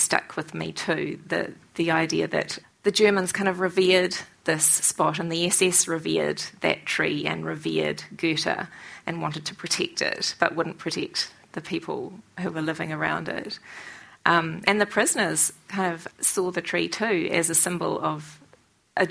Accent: New Zealand; I, as a New Zealander

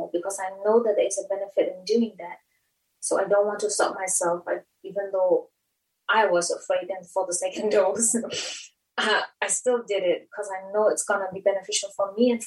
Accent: Myanmar; now in Dunedin, New Zealand; I'm from Myanmar.

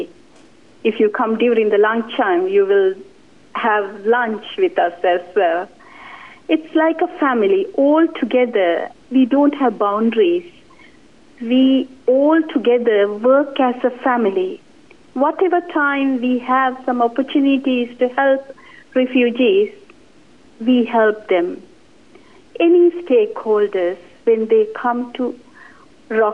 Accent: Sri Lanka; now in New Zealand; I'm originally from Sri Lanka.

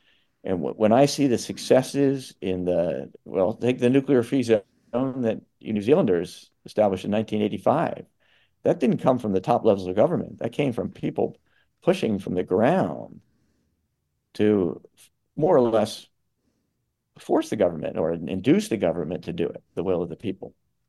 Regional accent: United States; as an American

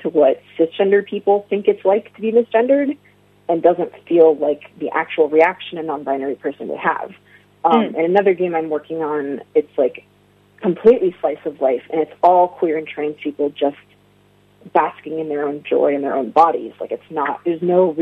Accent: United States; as a queer person, as an Arab American

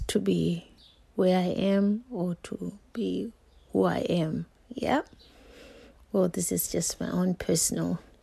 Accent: Zimbabwe; I'm from Zimbabwe

